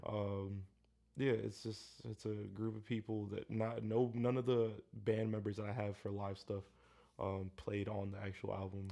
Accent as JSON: {"language": "English", "town": "Elyria", "region": "Ohio", "country": "United States", "tie": "born or raised there", "said": "Elyria, which is my hometown."}